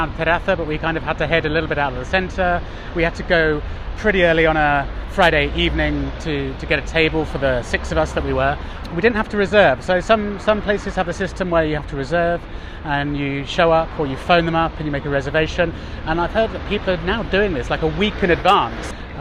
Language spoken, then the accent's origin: English; Oxford, South East England, United Kingdom; now in Madrid, Spain; I come from Oxford, which is a cycling city.